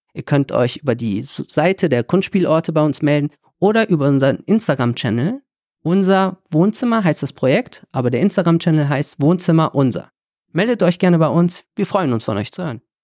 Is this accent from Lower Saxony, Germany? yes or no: no; Vilsbiburg, Bavaria, Germany; now in Düsseldorf, Germany; tatsächlich bin ich in Vilsbiburg zur Schule gegangen. Das heißt, ich habe mal eine Zeit lang in Bayern gelebt